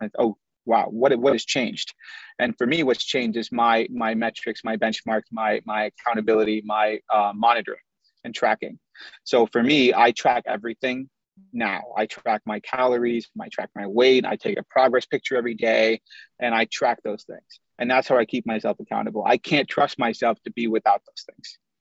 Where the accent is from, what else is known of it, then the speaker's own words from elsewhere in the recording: Chicago, Illinois, United States; also born or lived in Indiana; I was born in the U.S., but my parents are Pakistani, and so I grew up around a lot of Indian food. And I grew up in the Midwest. I'm from Chicago. We lived in Indiana for a little while